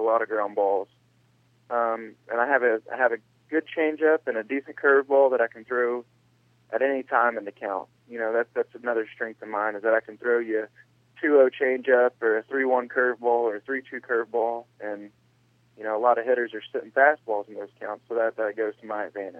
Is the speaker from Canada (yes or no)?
no; Huntsville, Alabama, United States; growing up in Alabama